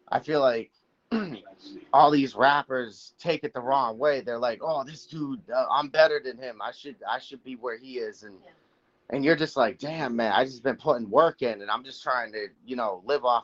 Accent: Manchester, New Hampshire, United States; also born or lived in Massachusetts; Um originally I'm from um, Manchester, New Hampshire. That's where I was born. Then I moved to Massachusetts. So I've lived in Massachusetts area for a good part of my life.

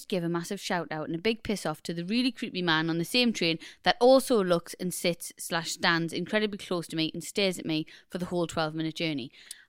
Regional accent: Newcastle, North East England, United Kingdom; I'm originally from Newcastle, but the better side of the river.

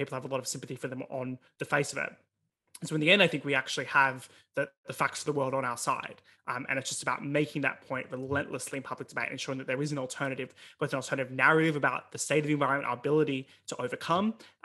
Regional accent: Melbourne, Victoria, Australia; There was a drought in Victoria, where I grew up in Melbourne

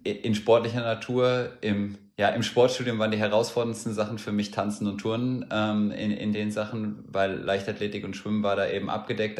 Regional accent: Hesse, Germany; Ich bin ja in Hessen aufgewachsen

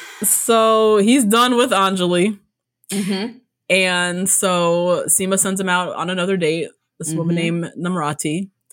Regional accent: United States; born there; Like I'm Indian. Yes, we're all Indian, but like I was born here.

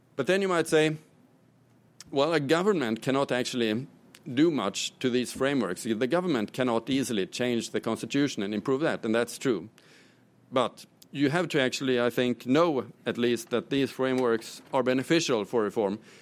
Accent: Sweden; my home country, Sweden

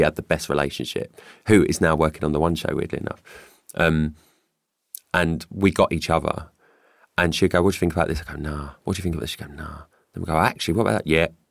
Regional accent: London, United Kingdom; I grew up in Stepney Green and it was probably the best upbringing I could have ever had

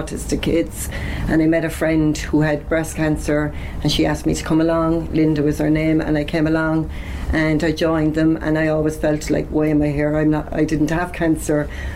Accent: Cork, Munster, Ireland; now in Carrigaline, Ireland; I'm originally from the north side, so I'll always be an Ori

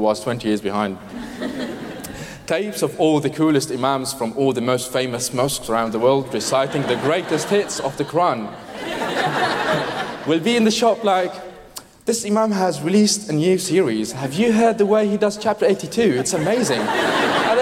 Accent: Syria; moved away; when I was growing up in Syria

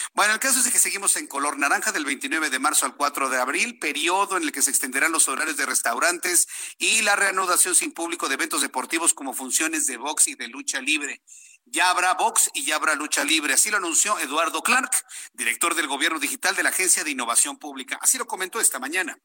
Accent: Mexico; yo también soy ciudadano mexicano

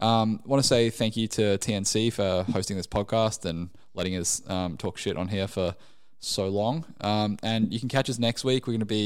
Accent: England, United Kingdom; born there; I was born in England originally, and when I moved over here, I used to call a vacuum a Hoover because that was the brand.

